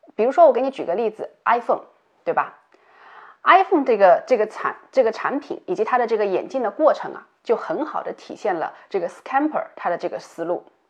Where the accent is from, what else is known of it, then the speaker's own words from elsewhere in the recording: China; 我们中国人